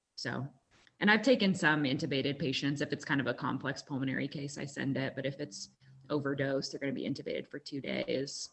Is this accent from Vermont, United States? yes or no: no; Kansas, United States; moved away as an adult; also born or lived in Durham, North Carolina / Omaha, Nebraska; now in Utah, United States; I grew up in Kansas